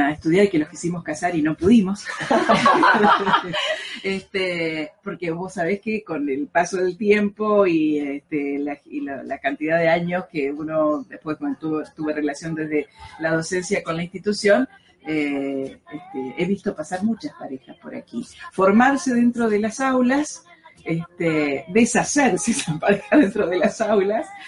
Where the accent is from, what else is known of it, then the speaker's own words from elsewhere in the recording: Rosario, Santa Fe, Argentina; sentirme profeta en mi tierra